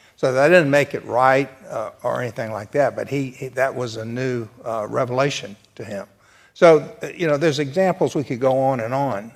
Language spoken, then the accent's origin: English; the South, United States; I'm from the South